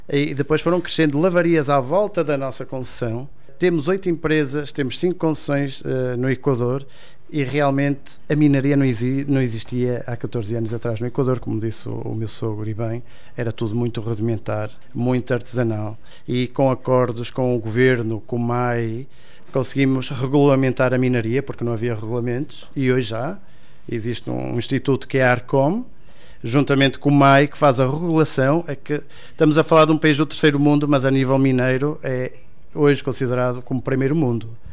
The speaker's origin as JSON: {"language": "Portuguese", "country": "Portugal", "moved": "yes", "lives_now": "Ecuador", "said": "como português"}